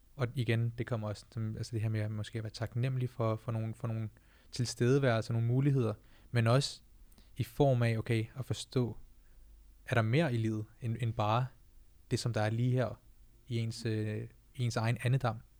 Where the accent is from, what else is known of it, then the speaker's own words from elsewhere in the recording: Denmark; jeg er født og opvokset i Danmark, men mine forældre er fra Indien, fra Punjab